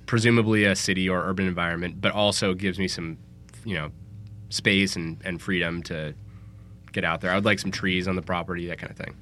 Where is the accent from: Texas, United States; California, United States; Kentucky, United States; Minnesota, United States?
California, United States; San Francisco; I'm from San Francisco